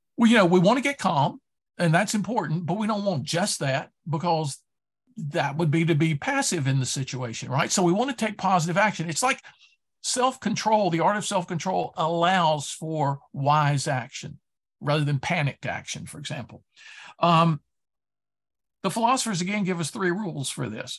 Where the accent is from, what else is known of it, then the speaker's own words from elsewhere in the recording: Durham, North Carolina, United States; I grew up in Durham, North Carolina